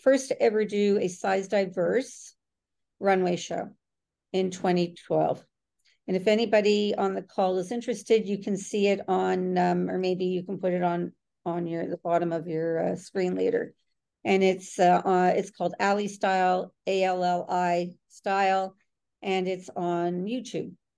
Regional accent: Toronto, Ontario, Canada; in Canada and I am from from Toronto

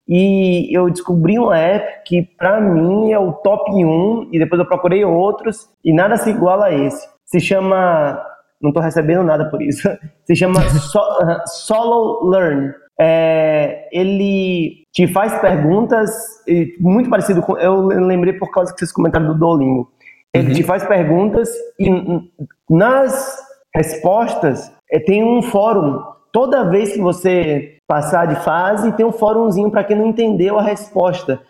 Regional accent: Salvador, Bahia, Brazil; moved away as an adult; also born or lived in São Paulo; eu saí de Salvador Fui morar em São Paulo para trabalhar nas maiores agências

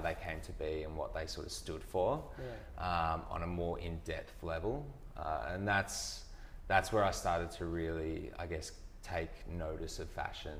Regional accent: country Victoria, Australia; moved away; also born or lived in Perth; Country Victoria. So it was in a town called Colburn-Addon, which is 120 people

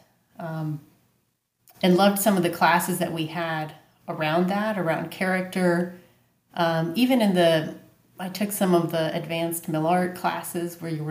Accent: Pittsburgh, Pennsylvania, United States; also born or lived in Chile; Pittsburgh, sir

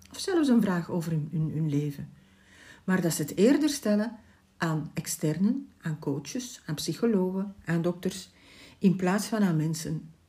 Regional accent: Ghent, Flanders, Belgium; Ik ben geboren in Gent

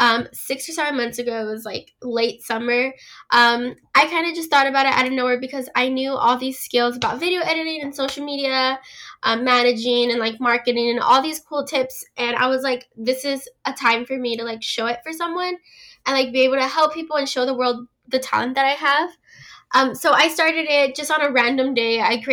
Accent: California, United States; I'm 17 years old. I'm from California.

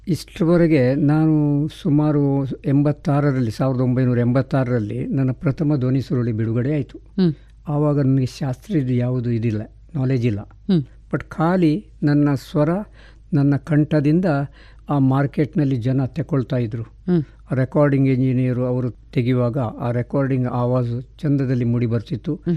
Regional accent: Puttur, Karnataka, India; born or raised there

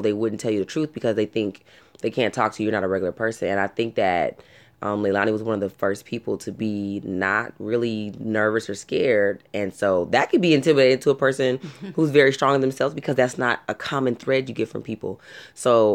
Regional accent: Long Beach, California, United States; I live and was born and raised in Long Beach, California.

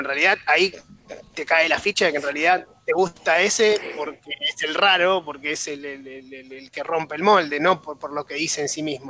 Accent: Argentina; yo, como argentino, como hincha del fútbol

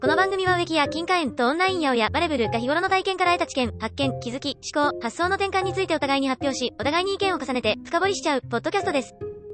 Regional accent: Kyushu, Japan; 九州男児

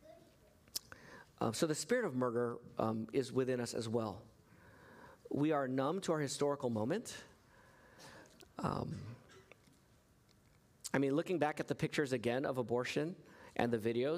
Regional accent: United States; I'm an American citizen

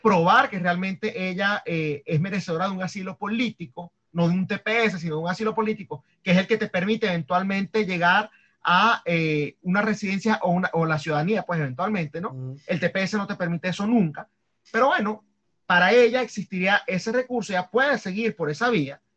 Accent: Venezuela; moved away; siendo venezolano

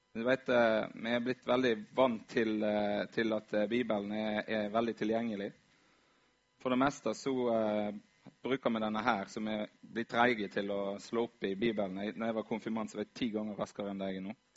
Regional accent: Vaksdal, Vestland, Norway; moved away; Var hjemme i Vaksdal

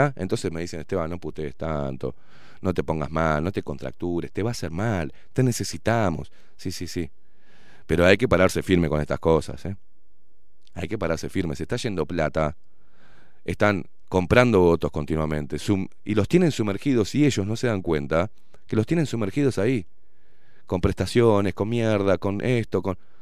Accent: Uruguay; soy uruguayo

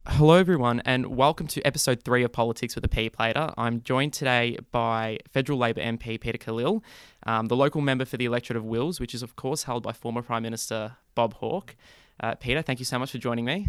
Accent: Australia; When I travel overseas and people ask me where I'm from, I say I'm Australian

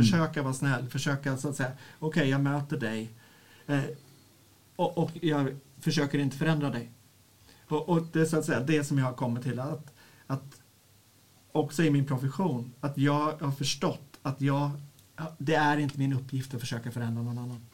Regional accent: Örebro, Örebro County, Sweden; Jag kommer från Örebro, eller ja, strax utanför Örebro, där jag är eh, föreståndare för en verksamhet som heter Stiftelsen Sanna

